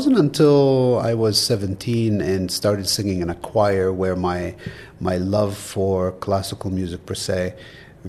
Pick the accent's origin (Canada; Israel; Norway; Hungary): Israel; moved away; I grew up in Israel, to where they immigrated in the late 60s.